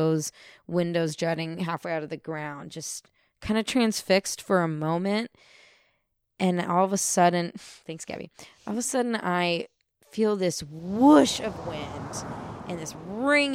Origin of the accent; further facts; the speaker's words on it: Santa Rosa, California, United States; I'm from Sonoma County. I'm from Santa Rosa. Hello, 707.